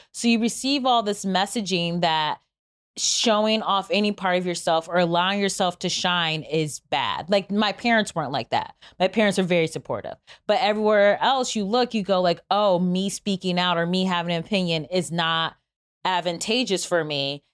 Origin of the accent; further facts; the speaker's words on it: Cleveland, Ohio, United States; I'm from Cleveland